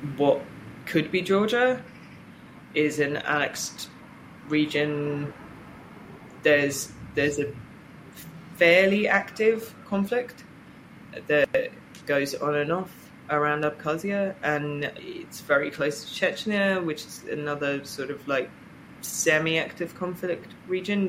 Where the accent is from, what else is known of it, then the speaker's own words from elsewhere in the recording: Reading, South East England, United Kingdom; I grew up in Reading